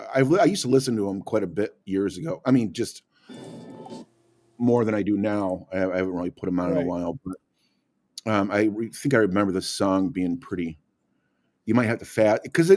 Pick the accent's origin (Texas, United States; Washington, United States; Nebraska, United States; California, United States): Texas, United States; I'm from Texas.